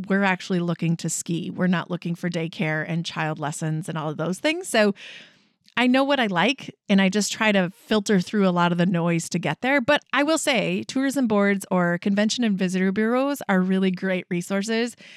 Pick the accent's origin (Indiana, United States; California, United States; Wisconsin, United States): Wisconsin, United States; we're from Wisconsin